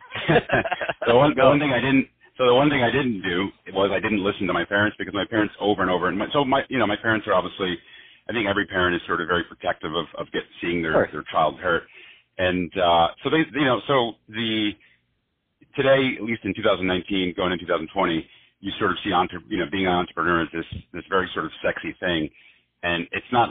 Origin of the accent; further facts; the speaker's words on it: New Jersey, United States; also born or lived in Barcelona / South America; I grew up in New Jersey, about in a town about 6 miles away from New York City.